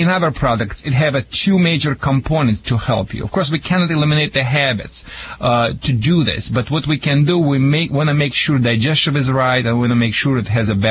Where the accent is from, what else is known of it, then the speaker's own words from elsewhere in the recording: Russia; English is a second language; also born or lived in Michigan; now in United States; back in Russia